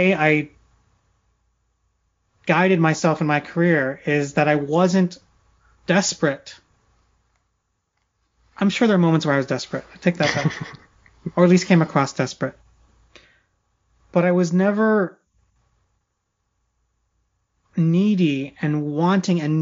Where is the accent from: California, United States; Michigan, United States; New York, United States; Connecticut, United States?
California, United States; Silicon Valley; I grew up in Silicon Valley